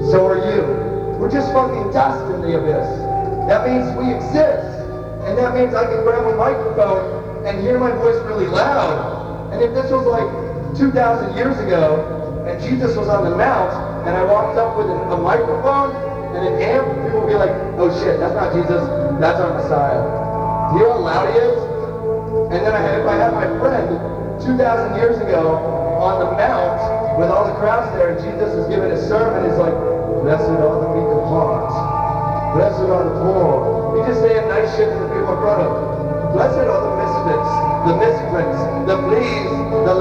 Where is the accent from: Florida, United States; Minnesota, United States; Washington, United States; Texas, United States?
Florida, United States; a kid growing up in Florida